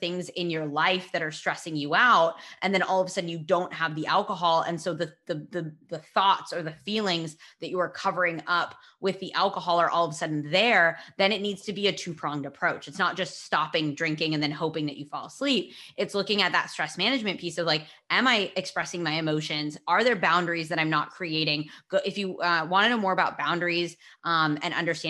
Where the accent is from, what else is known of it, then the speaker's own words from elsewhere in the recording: California, United States; I'm from California.